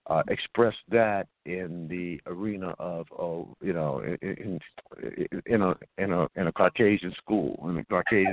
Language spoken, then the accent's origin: English; Compton, California, United States; I also grew up in Compton.